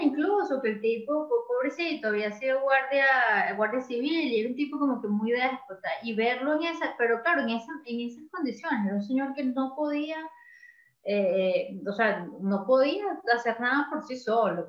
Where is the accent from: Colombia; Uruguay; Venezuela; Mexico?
Venezuela; moved away as an adult; uno como como venezolano